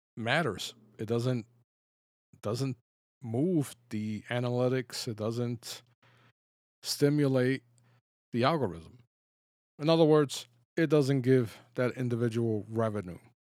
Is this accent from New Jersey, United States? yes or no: no; New York City, New York, United States; I grew up in the Bronx